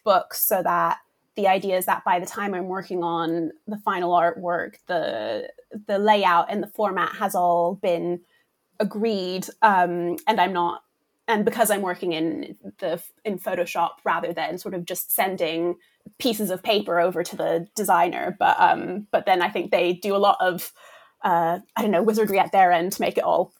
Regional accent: Brussels, Brussels-Capital Region, Belgium; And so my family is American, but we grew up in Europe. So I feel like we had sort of a mixture of classic American picture books and also some of the British ones and even some French ones because we lived in Brussels.

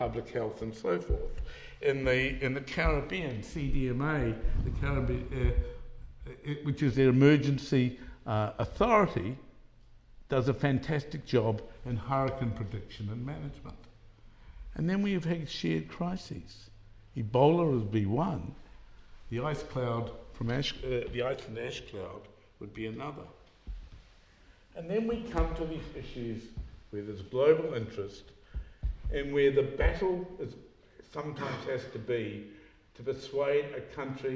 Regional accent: New Zealand; being a New Zealander

